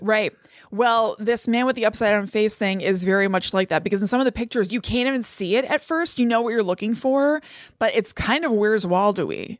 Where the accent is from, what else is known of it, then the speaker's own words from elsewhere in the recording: United States; I'm American as apple pie